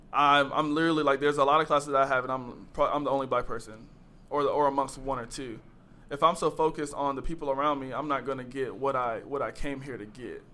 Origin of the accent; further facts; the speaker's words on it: Greensboro, North Carolina, United States; moved away; I'm from Greensboro, North Carolina